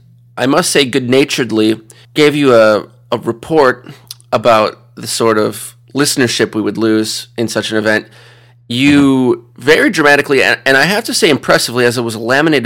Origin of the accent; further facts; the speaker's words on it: United States; I'm American film journalist